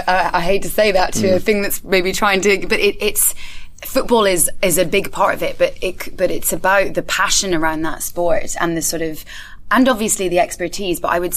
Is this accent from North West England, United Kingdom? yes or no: no; Scotland, United Kingdom; also born or lived in France; because I grew up in Scotland and France and was sort of in a family that were not very football orientated.